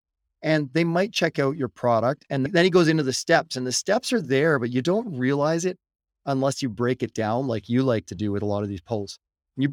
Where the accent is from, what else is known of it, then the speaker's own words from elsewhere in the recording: Canada; We're Canadian